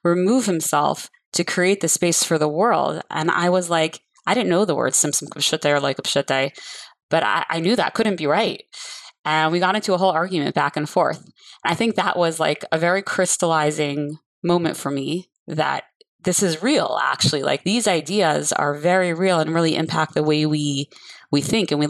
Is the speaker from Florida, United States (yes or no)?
yes; Coral Springs, Florida, United States; I grew up on Shluchas here in Coral Springs, Florida